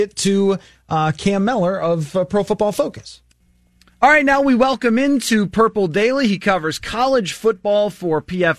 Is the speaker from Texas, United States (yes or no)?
no; Buffalo, New York, United States; my hometown Buffalo